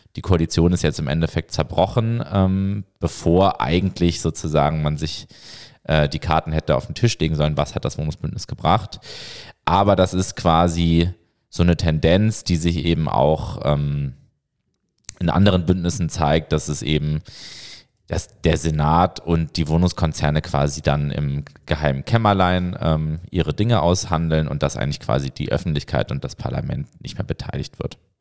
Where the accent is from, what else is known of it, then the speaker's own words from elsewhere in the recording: Hamburg, Germany; now in Berlin, Germany; ich bin ja selber äh, gebürtiger Hamburger